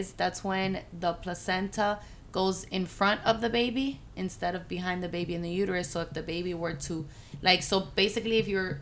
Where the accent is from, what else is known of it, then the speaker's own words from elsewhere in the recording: Hialeah, Florida, United States; I was born in Hialeah.